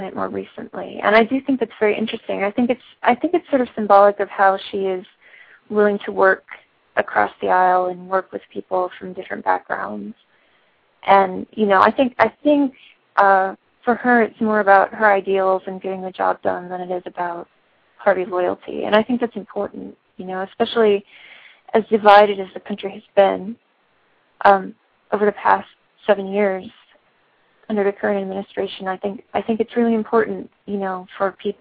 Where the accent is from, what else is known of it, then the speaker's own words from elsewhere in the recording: St. Louis, Missouri, United States; I'm from St. Louis, Missouri. I've lived here all my life